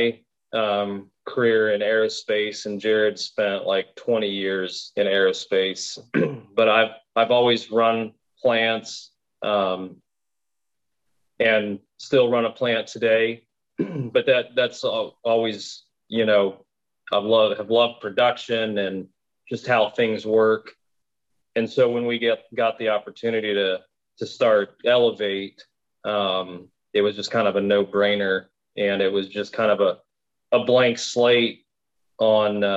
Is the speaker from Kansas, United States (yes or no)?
yes; Kansas, United States; we're from Kansas